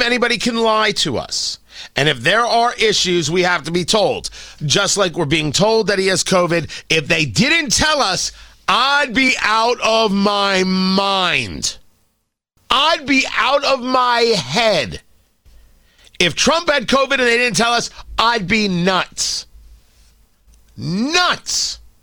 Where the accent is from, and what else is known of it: United States